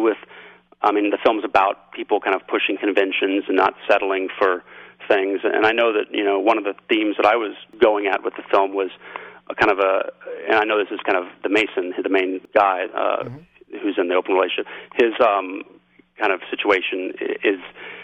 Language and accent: English; Kansas City, United States; growing up in Kansas City for her and for me